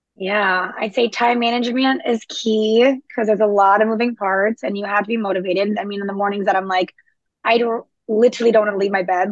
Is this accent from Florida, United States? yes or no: yes; South Florida, United States; moved away as an adult; also born or lived in New York City; now in Charleston, United States; I'm originally from South Florida.